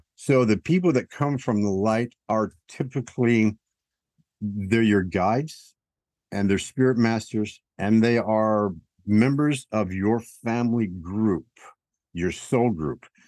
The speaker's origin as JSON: {"language": "English", "region": "Tennessee", "country": "United States", "said": "I'm from Tennessee"}